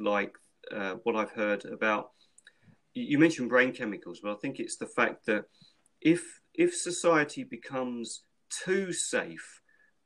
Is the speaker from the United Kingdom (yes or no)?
yes; London, United Kingdom; growing up in London when I was a child, you had to be streetwise